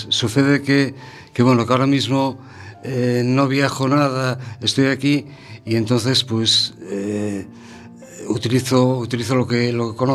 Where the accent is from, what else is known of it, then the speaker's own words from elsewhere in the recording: Galicia, Spain; first language Galician; Spanish is a second language; Quizá, aunque soy eh, gallego, eh, o sea, mi, mi, mi origen eh, hablando es el gallego, eh, me manejo mejor en castellano.